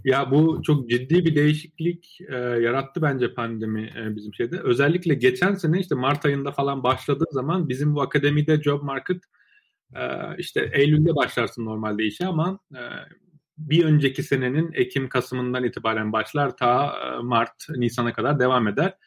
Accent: Trabzon, Turkey; moved away as an adult; also born or lived in Baku, Azerbaijan / Ankara, Turkey / Istanbul, Turkey / Waterloo, Canada; now in United States; Bakü Azerbaycan doğumluyum. 7 ee, yaşında ailemle birlikte Türkiye'ye taşındım. İşte Trabzon'da e, liseye kadar, e, üniversiteye kadar Trabzon'da okudum.

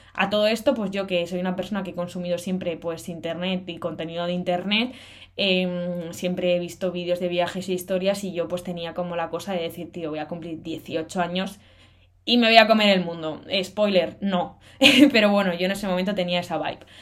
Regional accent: Cantabria, Spain; moved away as an adult; also born or lived in Salamanca, Spain; now in Madrid, Spain; tengo 21 años y soy de Cantabria.

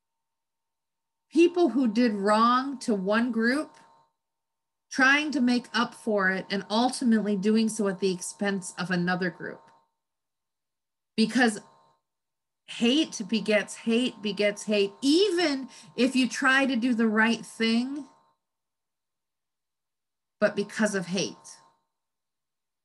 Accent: United States; I'm an American. I was born here

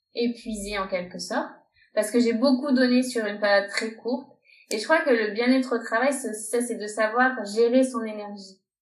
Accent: France; moved away as an adult; now in Barcelona, Spain; je suis française, je vis à Barcelone depuis 5 ans.

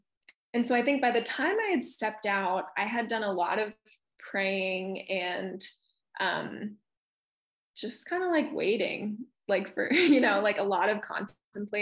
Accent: Midwest, United States; moved away as an adult; now in Boston, United States; I'm from the Midwest originally

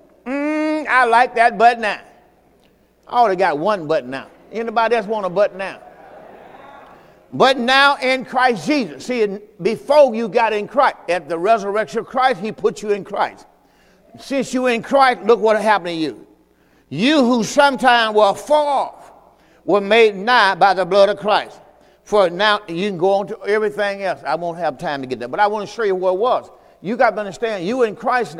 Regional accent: Mississippi, United States; moved away; I'm from Mississippi, too

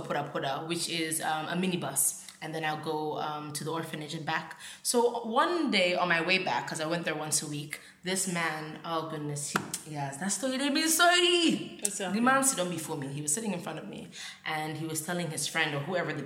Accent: Sierra Leone; growing up in Sierra Leone

